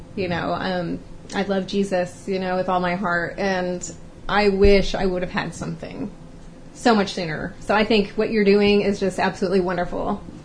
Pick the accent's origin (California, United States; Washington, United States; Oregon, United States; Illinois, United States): California, United States; moved away as an adult; I'm from California and I came out here four years ago